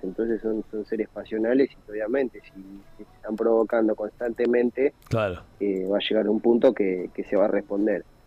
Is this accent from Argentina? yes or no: yes; Argentina; como somos los argentinos